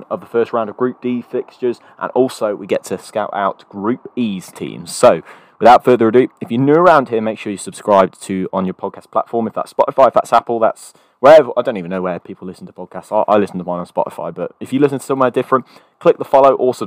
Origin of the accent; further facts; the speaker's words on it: England, United Kingdom; I'm English